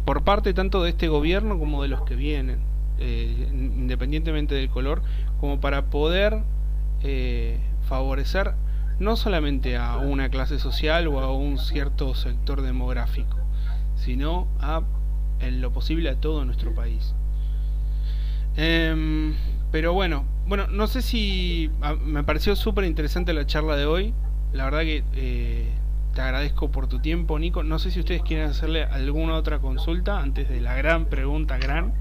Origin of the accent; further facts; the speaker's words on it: Argentina; vivimos los argentinos